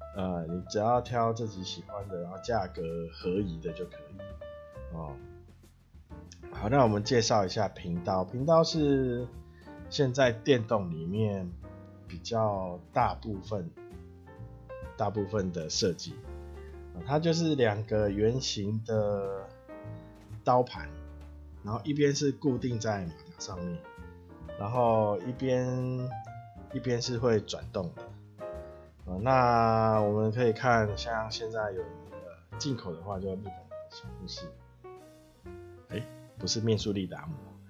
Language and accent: Chinese; Taiwan; 我是台湾的咖啡小农